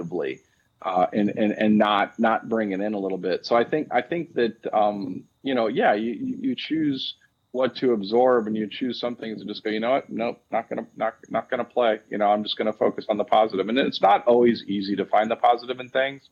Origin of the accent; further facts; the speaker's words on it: Wisconsin, United States; moved away; I'm from Wisconsin